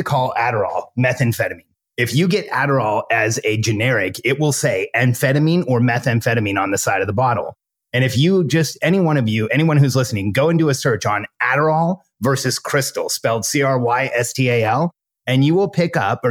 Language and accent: English; Southern California, United States; I grew up in my teens and 20s, I grew up in Southern California